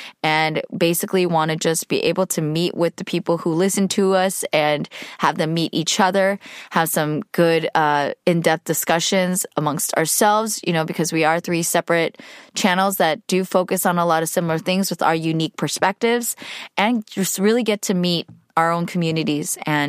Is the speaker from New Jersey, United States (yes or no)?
no; California, United States; We don't need to talk about how old I am, but I grew up in the Bay Area, where boba has been around for quite a while.